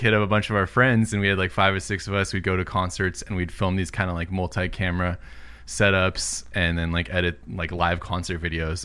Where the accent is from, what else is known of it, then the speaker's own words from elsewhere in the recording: Southern California, United States; also born or lived in Illinois; I've been in California, Southern California, the whole rest of my life